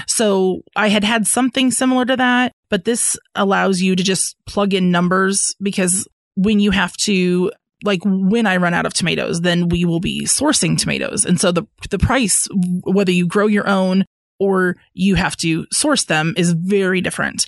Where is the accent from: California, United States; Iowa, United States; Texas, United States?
Iowa, United States; Ames; moved away as an adult; now in Fayetteville, United States; I am originally from Ames, Iowa, and I moved down to Fayetteville for a career opportunity the winter of 2014.